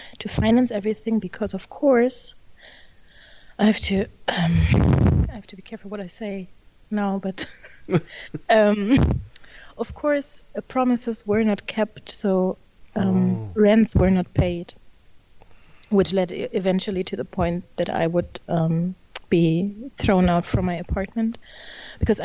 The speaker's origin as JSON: {"language": "English", "country": "Germany", "said": "I'm originally from Germany, as you might not necessarily guess when you read or try to pronounce my name, but I'm German"}